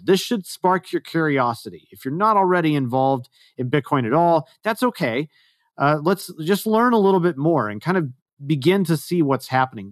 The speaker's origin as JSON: {"language": "English", "region": "Texas", "country": "United States", "moved": "yes", "said": "I am originally a Texan"}